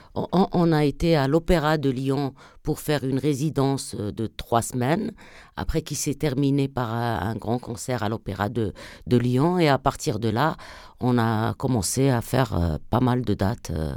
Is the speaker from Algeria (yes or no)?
yes; southern Algeria, Algeria; also born or lived in France; je suis une artiste euh, franco-algérienne. je, je, viens du sud algérien.